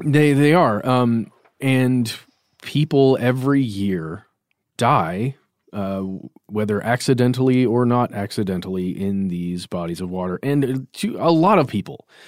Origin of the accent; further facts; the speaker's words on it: Lake Lanier, Georgia, United States; I grew up near Lake Lanier, which is a, a fairly large man-made lake here in Georgia